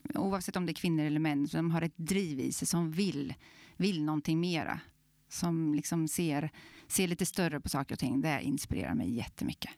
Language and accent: Swedish; Glanshammar, Örebro County, Sweden; Så där i Glanshammar är jag uppvuxen.